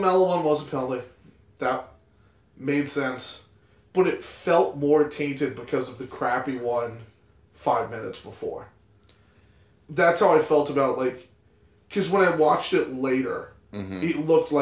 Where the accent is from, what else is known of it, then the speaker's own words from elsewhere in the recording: United States; as an American soccer fan